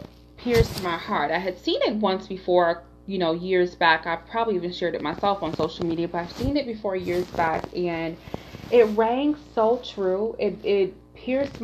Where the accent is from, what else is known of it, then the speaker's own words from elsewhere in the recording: Detroit, Michigan, United States; I grew up in Detroit, Michigan, and Detroit is such an amazing, vibrant, fun city